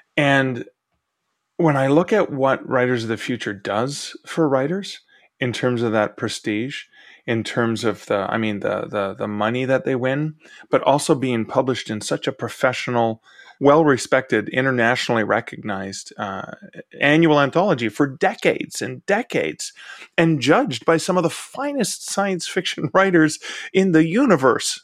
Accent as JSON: {"language": "English", "country": "Canada"}